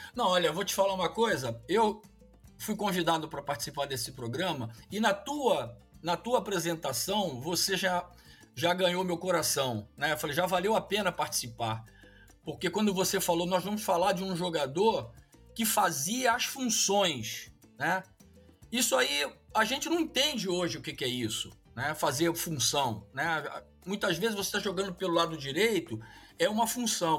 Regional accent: Brazil; hoje somos nós brasileiros

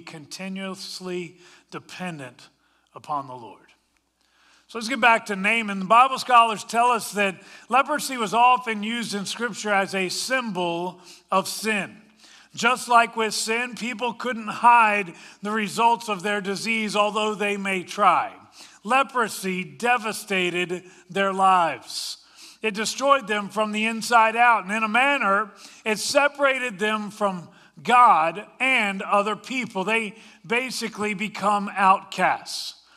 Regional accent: Washington, District of Columbia, United States; moved away; also born or lived in Colorado; I grew up in the Washington, D C area, but I've also lived in Colorado.

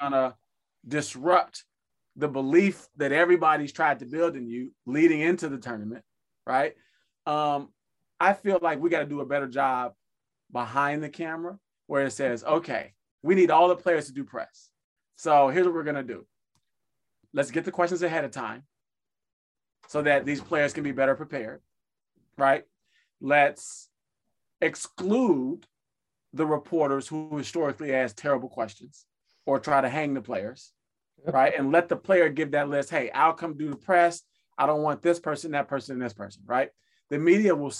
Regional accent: Chicago, Illinois, United States; I grew up in Chicago

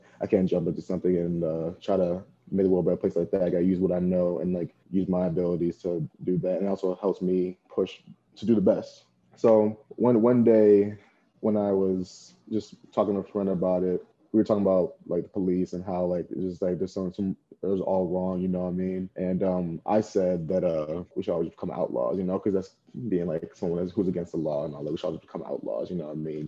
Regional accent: Plainfield, Illinois, United States; I'm from Plainfield, Illinois, and I came to ISU in 2017

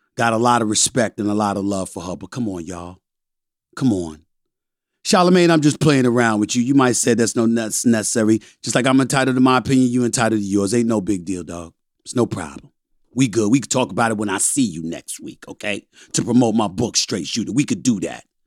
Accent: U.S. Virgin Islands; I'm from the West Indies, I'm from Saint Thomas, Virgin Islands

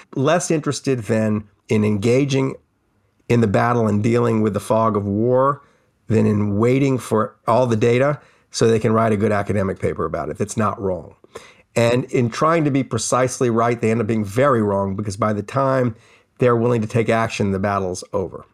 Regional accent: New Orleans, Louisiana, United States; growing up in New Orleans

